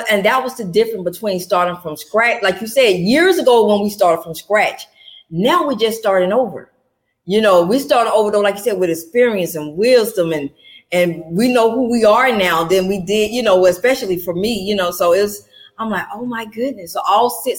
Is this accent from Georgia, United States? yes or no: yes; Atlanta, Georgia, United States; I'm born and raised in Atlanta, Georgia